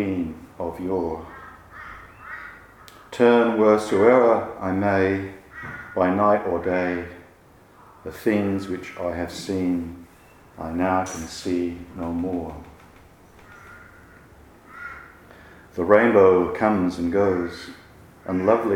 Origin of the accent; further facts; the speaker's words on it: Manchester, North West England, United Kingdom; I grew up in Manchester